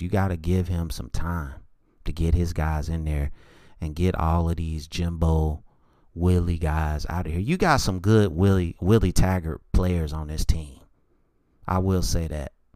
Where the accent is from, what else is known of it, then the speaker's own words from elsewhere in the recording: North Carolina, United States; I'm from North Carolina